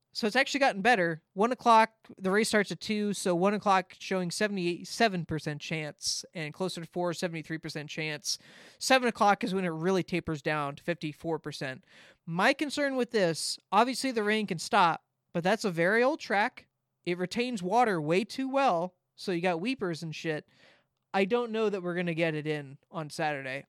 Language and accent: English; Southern California, United States; I get the ads 'cause I'm from Southern California